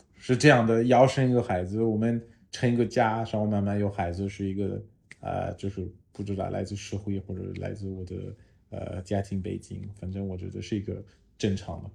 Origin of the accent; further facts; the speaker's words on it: France; Chinese is a second language; moved away as an adult; also born or lived in China; now in Shanghai, China; 我来自法国